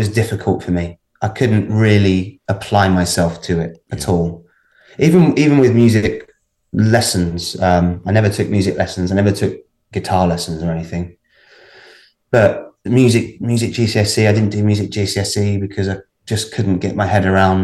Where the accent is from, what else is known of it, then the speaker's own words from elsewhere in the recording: Baldock, East of England, United Kingdom; also born or lived in Hitchin; I grew up in a little town called Baldock, which is just about 30 miles north of London. So it's in Hertfordshire.